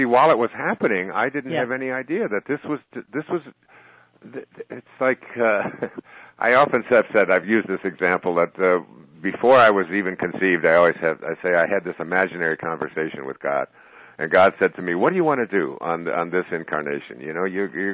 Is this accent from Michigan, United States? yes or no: yes; Detroit, Michigan, United States; I grew up in Detroit.